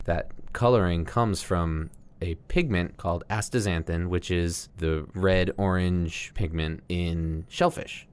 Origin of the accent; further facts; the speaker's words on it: United States; we grew up here in America